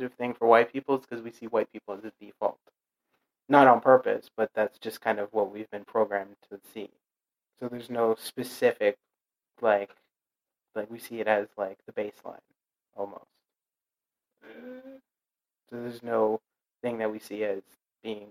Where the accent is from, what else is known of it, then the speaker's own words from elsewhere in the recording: Canada; I'm Canadian